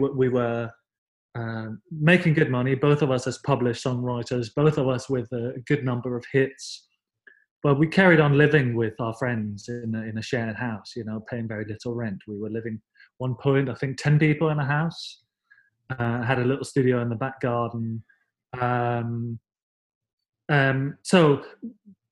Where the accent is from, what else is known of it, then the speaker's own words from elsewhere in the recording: Denmark; I'm from Denmark, and as I said, grew up in the sort of early 80s